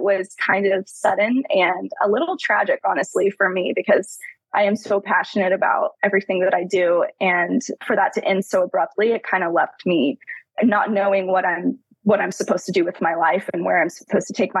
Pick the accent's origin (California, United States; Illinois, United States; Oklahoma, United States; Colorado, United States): Oklahoma, United States; Tulsa; born and raised in Tulsa, I've lived here my whole life, still living here